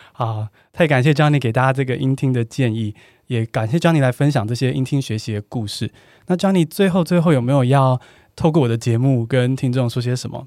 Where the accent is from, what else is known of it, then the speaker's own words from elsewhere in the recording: Taiwan; 我们台湾人好像真的是对自己英文最严苛的